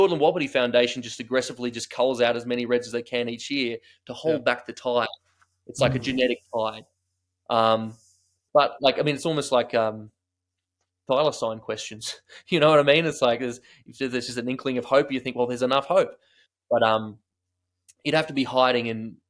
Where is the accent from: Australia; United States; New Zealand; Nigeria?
Australia; I'm an Australian hunter